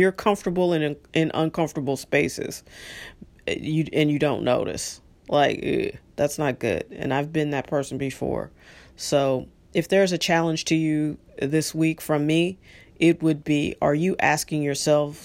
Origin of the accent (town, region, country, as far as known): United States